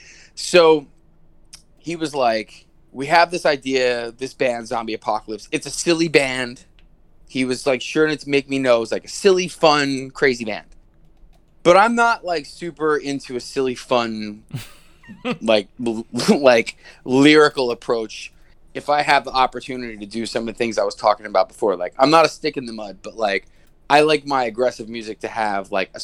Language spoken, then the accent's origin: English; outside Philadelphia, Pennsylvania, United States; moved away; also born or lived in New Brunswick, New Jersey; I was a Philly kid before I moved to New Brunswick. I grew up 20 minutes outside Philly.